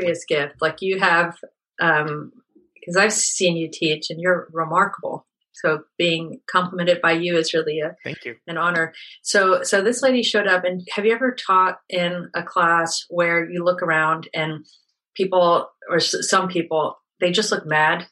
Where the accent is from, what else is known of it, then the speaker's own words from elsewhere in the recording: Pennsylvania, United States; also born or lived in South Africa; I was born in South Africa and grew up in a small town in Pennsylvania.